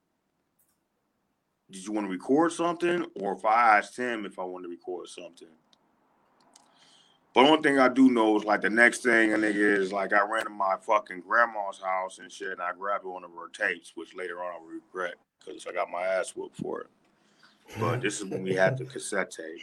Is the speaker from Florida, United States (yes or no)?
no; San Diego, California, United States; I'm originally from San Diego, California, born and raised